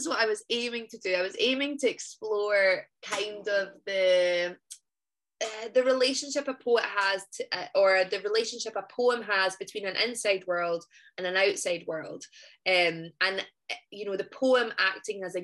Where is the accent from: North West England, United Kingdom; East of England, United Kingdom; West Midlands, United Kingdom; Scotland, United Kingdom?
Scotland, United Kingdom